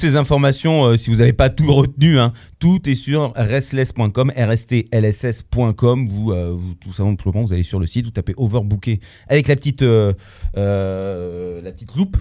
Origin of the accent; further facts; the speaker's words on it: Poland; Je suis polonais